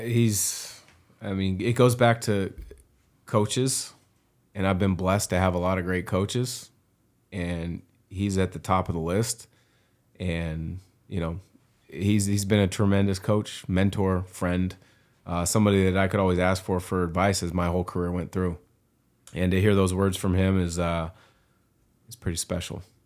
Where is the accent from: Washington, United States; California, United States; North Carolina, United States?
Washington, United States; Vancouver; I was still growing up in Vancouver, Washington